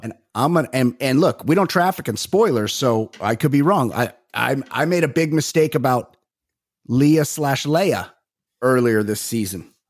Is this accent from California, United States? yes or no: yes; Costa Mesa, California, United States; I am from Costa Mesa, California